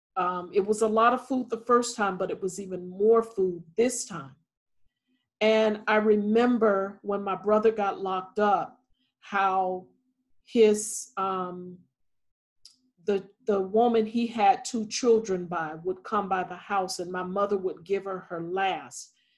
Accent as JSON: {"language": "English", "town": "Thomasville", "region": "Georgia", "country": "United States", "tie": "born or raised there", "moved": "yes", "said": "I am from Thomasville, Georgia, and Thomasville, Georgia is about 22 miles from the Florida state line. And so, growing up in a small town"}